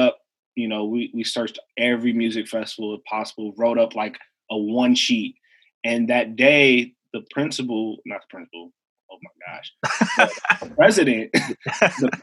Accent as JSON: {"language": "English", "town": "Evanston", "region": "Illinois", "country": "United States", "tie": "born or raised there", "said": "I grew up in Evanston, Illinois, which is a north suburb of Chicago"}